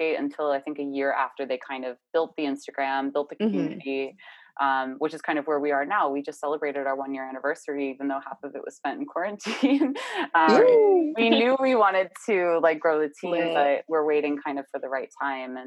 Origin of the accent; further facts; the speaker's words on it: Pittsburgh, Pennsylvania, United States; moved away as an adult; now in New York, United States; I grew up outside of Pittsburgh, Pennsylvania, ended up going to school at Pitt